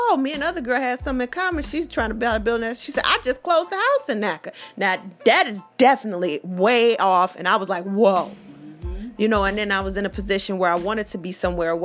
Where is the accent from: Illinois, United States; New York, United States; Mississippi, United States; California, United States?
Illinois, United States; Chicago; I'm from Chicago